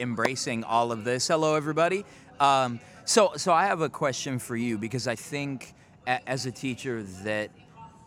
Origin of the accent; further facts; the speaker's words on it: Denver, Colorado, United States; I grew up in the Five Points area in Denver